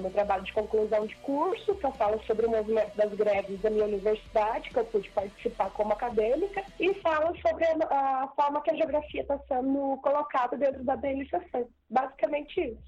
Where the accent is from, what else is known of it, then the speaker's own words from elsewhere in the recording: Mato Grosso do Sul, Brazil; eu nunca saí aqui do Mato Grosso do Sul